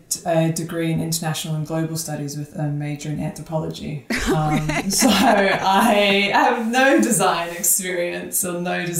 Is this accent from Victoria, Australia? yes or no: no; Sydney, New South Wales, Australia; So I'm originally from Sydney, Australia. I think I've lost my accent, but I'd like to think it sometimes appears.